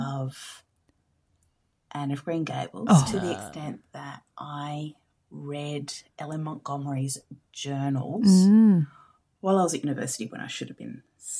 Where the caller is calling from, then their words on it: Bunbury, Western Australia, Australia; I'm calling from Bunbury in Western Australia.